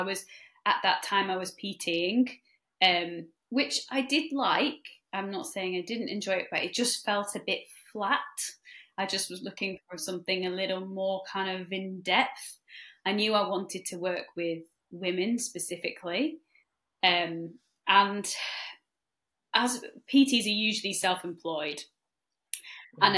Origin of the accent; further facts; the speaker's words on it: North West England, United Kingdom; I'm one of the senior support coaches at Trinity. I'm also a stress resilience coach too with Trinity and I am from the Lake District. But I've lived kind of all over, but I'm from the Lake District